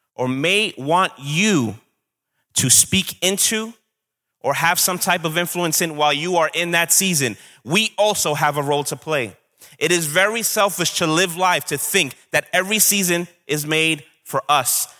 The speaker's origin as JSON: {"language": "English", "town": "New York City", "region": "New York", "country": "United States", "said": "I'm from Brooklyn. Sometimes that comes out"}